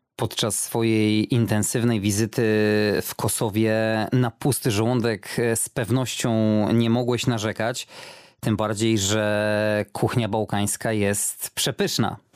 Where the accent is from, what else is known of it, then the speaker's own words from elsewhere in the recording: Poland; kiedy tylko usłyszeli, że z Polski